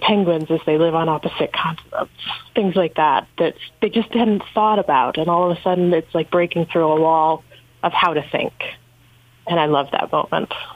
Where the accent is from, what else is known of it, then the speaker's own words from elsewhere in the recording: North Country, New York, United States; moved away; growing up in the North Country